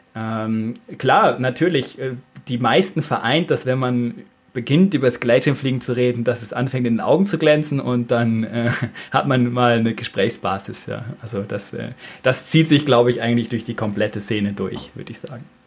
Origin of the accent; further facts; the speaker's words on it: near Bielefeld, North Rhine-Westphalia, Germany; moved away as an adult; now in Austria; aus der Nähe von Bielefeld, weil Bielefeld an sich gibt es ja nicht, bevor die Frage jetzt kommt. Ähm, genau, da komme ich gebürtig her und bin jetzt seit äh, sieben Jahren hier in Österreich